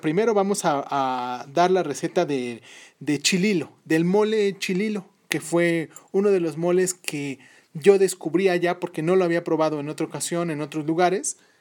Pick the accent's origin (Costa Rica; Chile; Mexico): Mexico; Mexico City; la Ciudad de México, que es mi ciudad